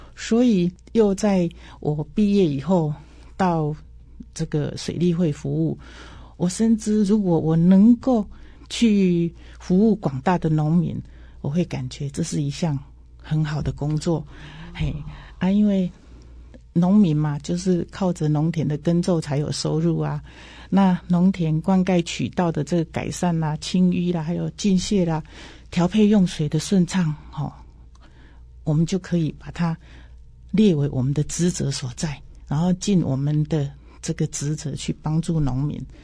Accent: Xizhou, Changhua County, Taiwan; 其实我是一九五七年，就是四十六年生的哈。那我是，我是在那个彰化县的西周乡，当时我小时候，我阿公的年代，我们家是开那个碾米工厂，啊，也是政府指定的这个公粮委托仓库

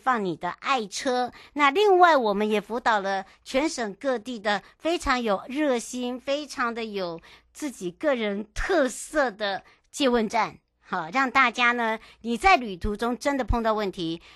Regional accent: East Rift Valley, eastern Taiwan, Taiwan; moved away; 跟着…呢，要回到了我的故乡。那当然，这一次的徐行纵谷呢

